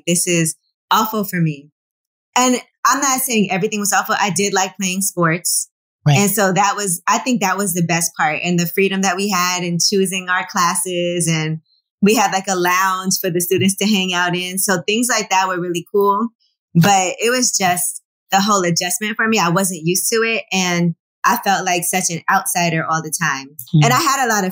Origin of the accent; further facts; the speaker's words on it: New York City, New York, United States; also born or lived in New Jersey; I actually grew up in Brooklyn in Flatbush and went to public school until sixth grade.